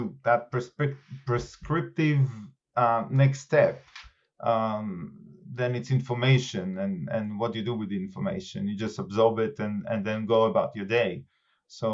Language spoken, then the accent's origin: English; Israel; moved away as an adult; also born or lived in California; now in United Kingdom; if you don't guess the accent, I am originally from Israel, and I came over to UK at around 2002.